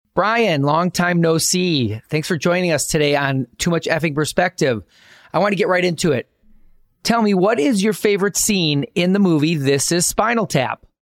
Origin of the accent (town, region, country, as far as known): Milwaukee, Wisconsin, United States; born or raised there; moved away as an adult